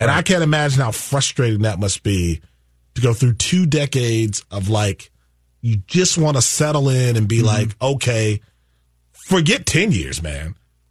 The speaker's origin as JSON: {"language": "English", "region": "Wisconsin", "country": "United States", "tie": "born or raised there", "moved": "as an adult", "said": "And I come from Wisconsin"}